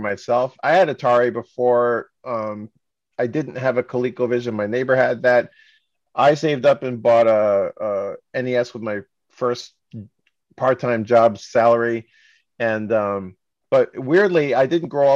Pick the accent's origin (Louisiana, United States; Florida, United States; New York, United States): New York, United States; I grew up in New York and my mom was Japanese